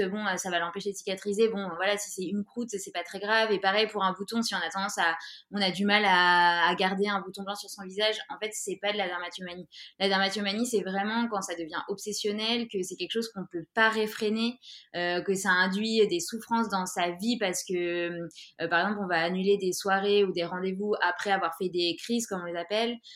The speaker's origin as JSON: {"language": "French", "town": "Grenoble", "region": "Auvergne-Rhône-Alpes", "country": "France", "moved": "yes", "lives_now": "Orléans, France", "said": "je viens de Grenoble et j'habite en ce moment à Orléans"}